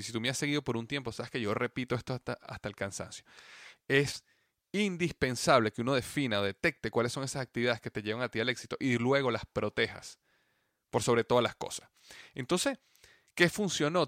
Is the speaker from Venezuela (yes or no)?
yes; Venezuela; mi país, Venezuela